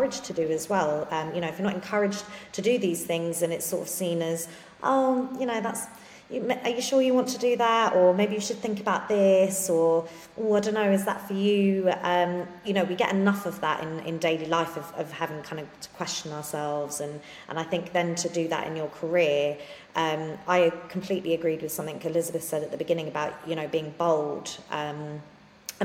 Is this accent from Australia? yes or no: no; London, United Kingdom; I grew up in London